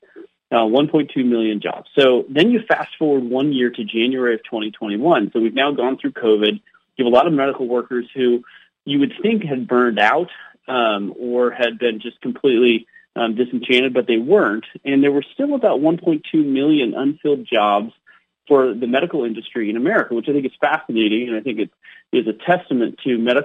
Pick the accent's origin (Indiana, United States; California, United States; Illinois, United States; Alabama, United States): California, United States; moved away as an adult; now in Idaho, United States; I grew up in California and was an early adopter of leaving that state as well. And I live in beautiful Idaho now